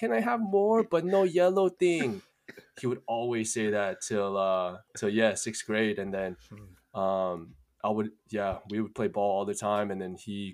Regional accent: Fullerton, California, United States; also born or lived in Santa Ana / Cerritos; I grew up here in Fullerton

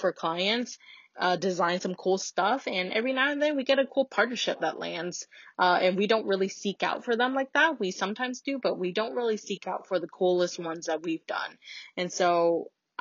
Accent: United States; especially being first generation Vietnamese American

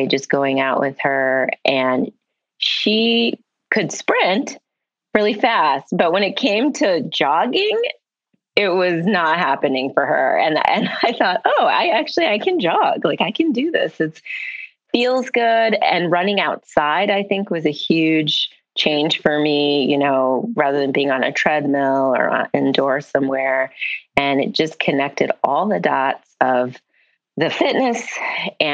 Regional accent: Midwest, United States; I'm from the Midwest

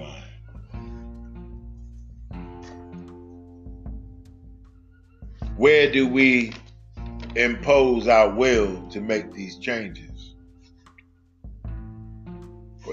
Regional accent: New York, United States; my hometown of New York

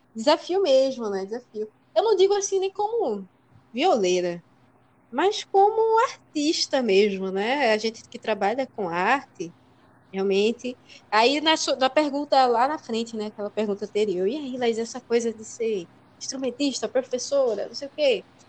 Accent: São Lourenço da Mata, Pernambuco, Brazil; eu sou de São Lourenço, né? E lá em São Lourenço é, não tinha muitos espaços né, para a gente estudar música

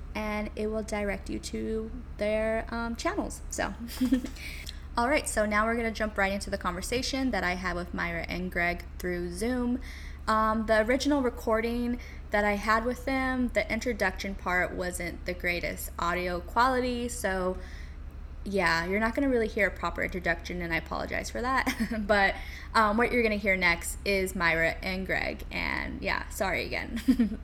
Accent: California, United States; moved away as an adult; now in New York City, United States; I am from California and I moved to New York City about five ish years ago

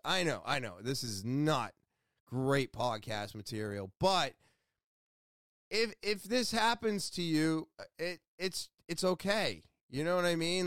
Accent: Beverly, Massachusetts, United States; I was born in Beverly, Massachusetts.

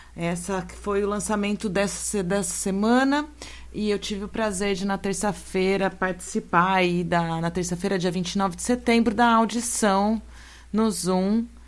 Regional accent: São Carlos, São Paulo, Brazil; minha terra natal, São Carlos

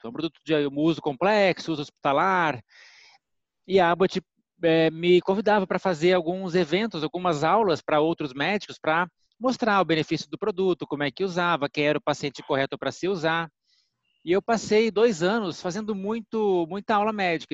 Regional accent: Minas Gerais, Brazil; now in São Paulo, Brazil; sou mineiro

